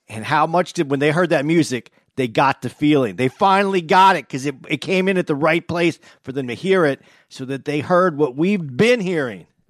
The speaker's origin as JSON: {"language": "English", "town": "Phoenix", "region": "Arizona", "country": "United States", "said": "I'm from Phoenix"}